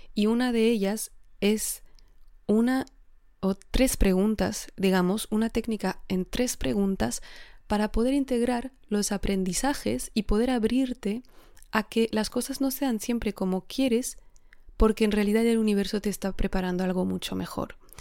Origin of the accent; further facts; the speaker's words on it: Alsace, Grand Est, France; Spanish is a second language; moved away as an adult; also born or lived in Geneva, Switzerland / Spain; yo vengo del norte de Francia, ¿no? de Alsacia, que está muy cerca de Alemania